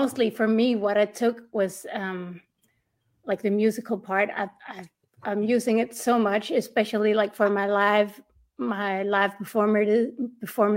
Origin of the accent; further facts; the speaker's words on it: Denmark; I'm from Denmark